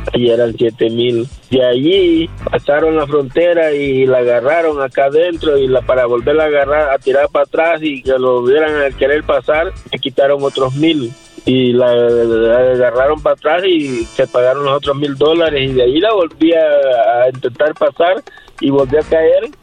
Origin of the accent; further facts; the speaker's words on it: El Salvador; yo soy salvadoreño.